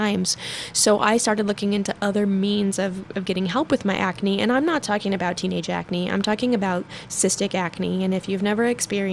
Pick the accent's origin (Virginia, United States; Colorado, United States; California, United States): Colorado, United States; Denver; also born or lived in Arvada, Colorado / Westminster, Colorado; I actually grew up in Denver. I'm from Arvada originally, and I live in Westminster now